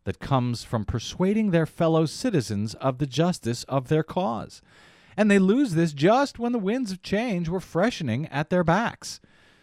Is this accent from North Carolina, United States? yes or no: no; Missouri, United States; Missouri, my hometown